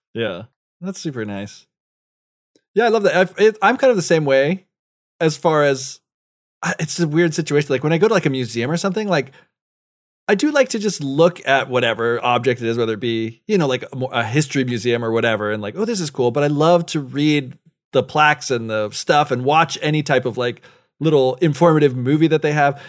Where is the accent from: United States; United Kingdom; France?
United States; moved away; as an American